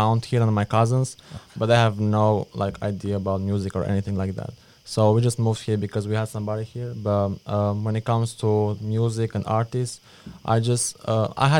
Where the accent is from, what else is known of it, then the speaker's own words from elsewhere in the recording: Albania; moved away as an adult; now in United States; I'm from Albania. I just moved to the US 2 years ago.